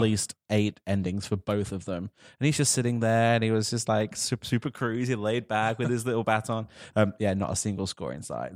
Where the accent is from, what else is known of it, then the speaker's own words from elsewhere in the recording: United Kingdom; as a Brit sitting here right now